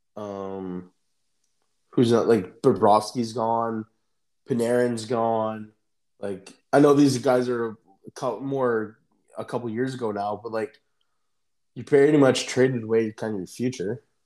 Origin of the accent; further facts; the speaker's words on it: Canada; we're Canadian